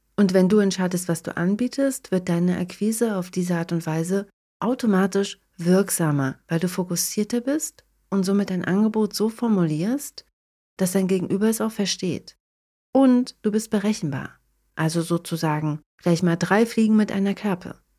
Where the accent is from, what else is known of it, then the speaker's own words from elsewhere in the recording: Germany; moved away as an adult; now in Tampere, Finland; in meiner alten Heimat zu verbringen und meine Familie und meine Freunde zu sehen